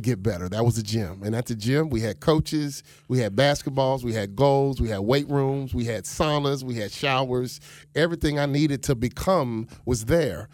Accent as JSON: {"language": "English", "town": "Chicago", "region": "Illinois", "country": "United States", "tie": "born or raised there", "also_born_or_lived": "Minnesota", "moved": "as an adult", "lives_now": "Boca Raton, United States", "said": "I was raised in Chicago on the South Side."}